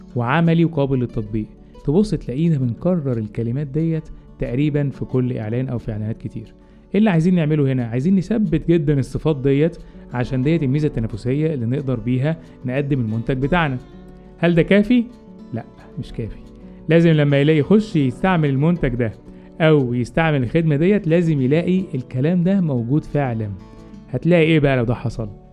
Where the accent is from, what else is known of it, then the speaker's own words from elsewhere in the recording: Egypt; عندنا في مصر